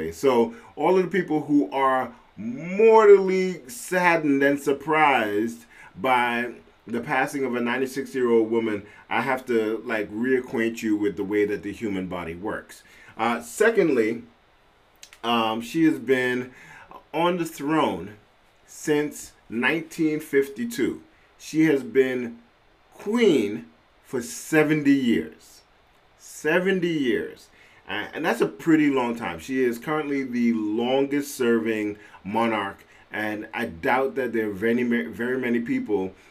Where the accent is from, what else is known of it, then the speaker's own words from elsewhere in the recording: London, United Kingdom; born there; I am a British citizen. Uh, I uh, I was